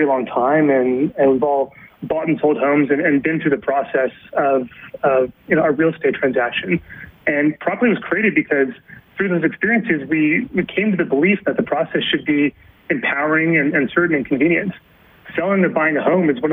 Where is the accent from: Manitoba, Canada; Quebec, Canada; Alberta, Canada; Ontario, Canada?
Alberta, Canada; Calgary; moved away; I'm from Calgary